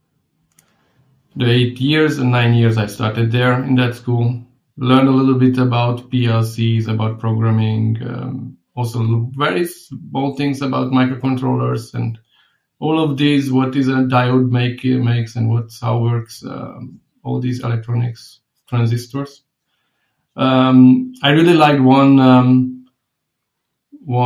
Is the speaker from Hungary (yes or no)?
yes; Fehérgyarmat, Szabolcs-Szatmár-Bereg, Hungary; I was born in Hungary, in a small city, which is called Fehérgyarmat